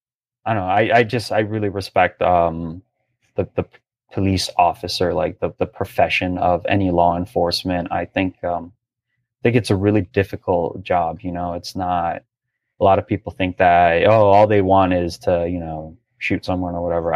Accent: Brazil; now in Palm Beach Gardens, United States; growing up in Brazil

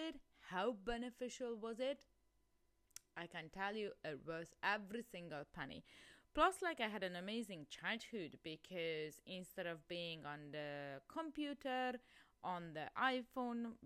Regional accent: Hungary; moved away; I'm originally from Hungary, and I actually grown up in a small village.

